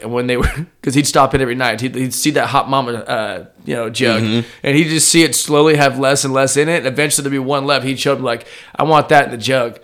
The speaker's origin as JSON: {"language": "English", "region": "Southern Oregon", "country": "United States", "said": "I'm from Southern Oregon, like dead center and the very bottom"}